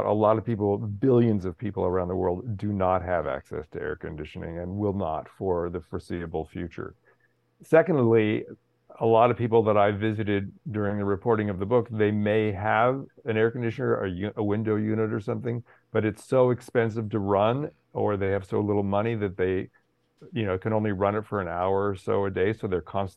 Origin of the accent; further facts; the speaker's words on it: California, United States; I grew up in California